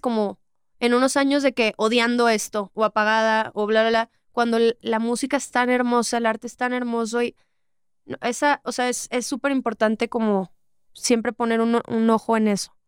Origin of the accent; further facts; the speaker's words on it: Monterrey, Nuevo León, Mexico; yo que soy de Monterrey